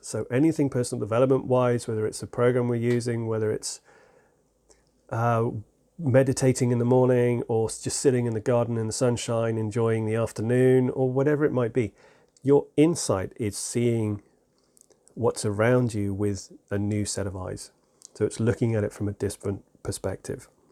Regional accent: England, United Kingdom; I'm, I'm English.

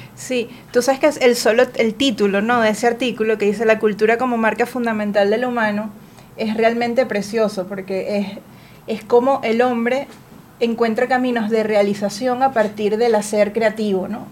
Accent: Venezuela; nos demanda como personas, como venezolanos

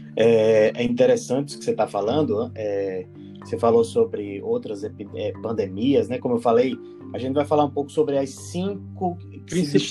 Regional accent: Rio Grande do Norte, Brazil; moved away; quando eu era criança que, que é, lá no Rio Grande do Norte, na minha terra

